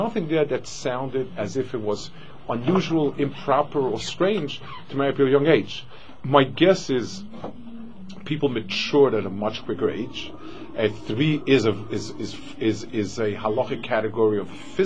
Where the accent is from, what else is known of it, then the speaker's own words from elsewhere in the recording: New York City, New York, United States; I grew up in Manhattan